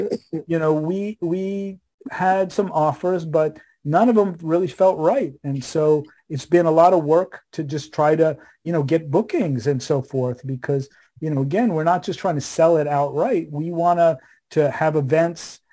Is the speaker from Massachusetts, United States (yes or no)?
no; New York City, New York, United States; also born or lived in Fort Myers, Florida; we're from Queens, New York